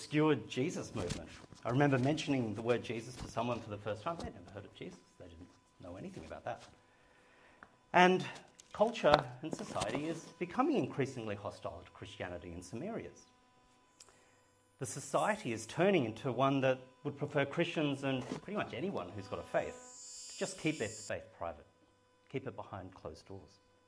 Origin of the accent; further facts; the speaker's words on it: Sydney, New South Wales, Australia; moved away as an adult; also born or lived in Perth; I left the family home in Sydney, got on a plane and went to Perth